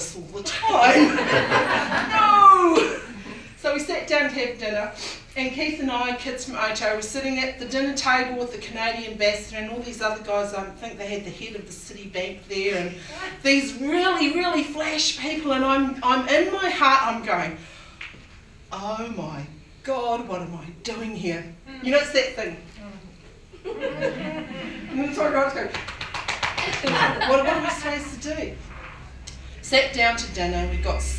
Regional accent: Auckland, New Zealand; I'm from Otara, okay? I got born and bred and brought up

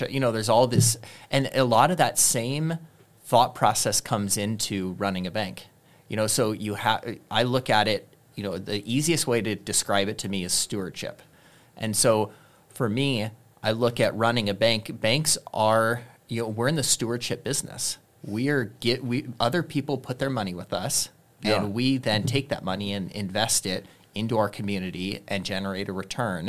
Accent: Bay Area, California, United States; moved away as an adult; now in Redding, United States; I grew up in the Bay Area, moved up here in 99

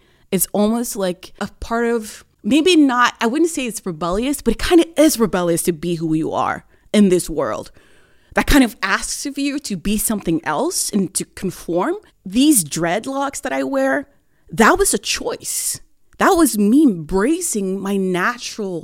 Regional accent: Oslo, Norway; moved away as an adult; now in Bergen, Norway; I was born and raised in Oslo in 1987

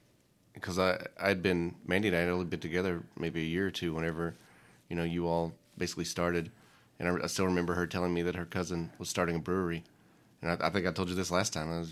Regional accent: Powell County, Kentucky, United States; moved away; Miguel's in Powell County. That's my hometown.

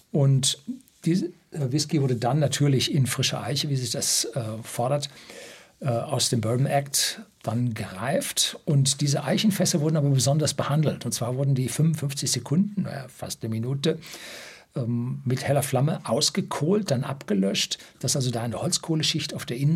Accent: North Rhine-Westphalia, Germany; Also ich kenne Kohle, ich bin im Ruhrgebiet aufgewachsen

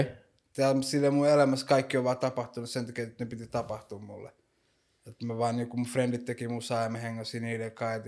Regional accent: Helsinki, Uusimaa, Finland; mä oon syntynyt Suomessa ja kasvanut täällä

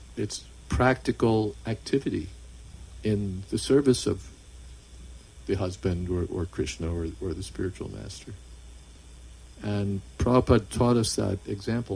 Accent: United States; I grew up in America

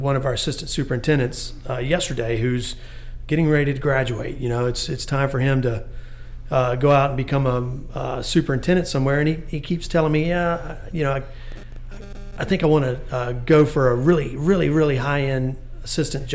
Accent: Bamberg, South Carolina, United States; also born or lived in Augusta, Georgia; I was born in Augusta, raised in Bamberg, South Carolina

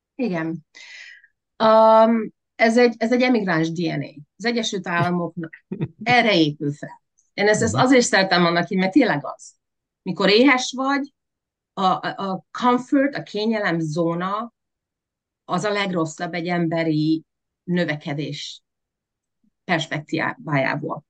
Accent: Veszprém, Veszprém County, Hungary; born or raised there; moved away as an adult; also born or lived in Budapest; now in United States

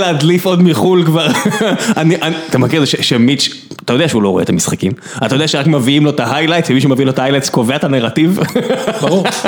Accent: Beersheba, Southern District, Israel; אני גדלתי בדלת, גדלתי, גרתי בדלת, בבית, במצדה, בכל השכונות האלה

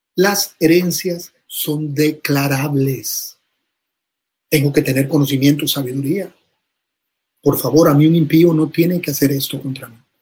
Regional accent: Costa Rica; decimos en Costa Rica

